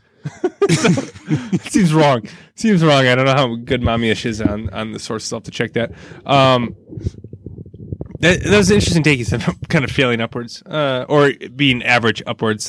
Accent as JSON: {"language": "English", "area": "Burlington", "region": "Wisconsin area", "country": "United States", "tie": "born or raised there", "moved": "yes", "said": "my hometown area"}